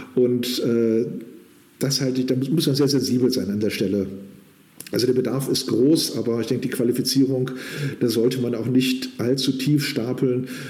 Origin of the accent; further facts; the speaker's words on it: Kurhessen-Waldeck, Germany; moved away as an adult; also born or lived in Northern Saxony; now in Saxony, Germany; in Kurhessen-Waldeck, meine alte Heimat